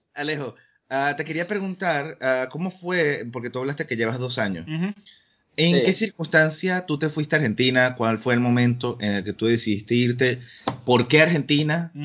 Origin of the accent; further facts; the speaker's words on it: Venezuela; moved away; yo nunca había estado identificado con la cultura venezolana hasta que me fui de Venezuela.